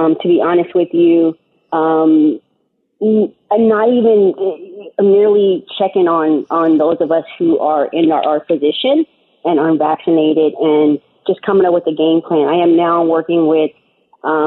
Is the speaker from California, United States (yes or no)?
yes; San Diego, California, United States; also born or lived in Indiana; I grew up in Southeast San Diego by Lincoln High School